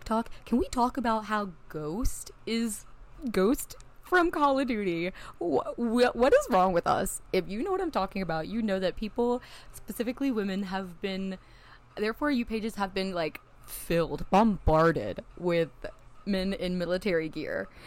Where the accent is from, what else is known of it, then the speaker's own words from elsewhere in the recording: a small town in Tennessee, United States; now in Nashville, United States; I grew up in a small town in Tennessee. I'm in Nashville now